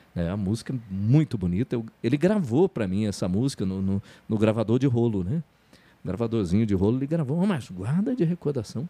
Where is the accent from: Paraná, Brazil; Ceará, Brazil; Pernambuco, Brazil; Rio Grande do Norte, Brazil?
Paraná, Brazil; Telêmaco Borba; moved away as an adult; also born or lived in Curitiba / Ponta Grossa; Sou natural de Telemaco Borba, tenho 53 anos.